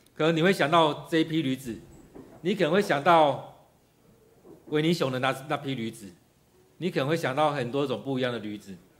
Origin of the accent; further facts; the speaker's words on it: Taiwan; 其实我们台湾人也常这样子，缺什么就埋怨什么